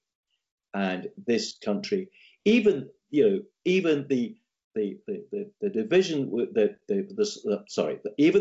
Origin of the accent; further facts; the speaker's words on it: Scotland, United Kingdom; I'm speaking here as a Scot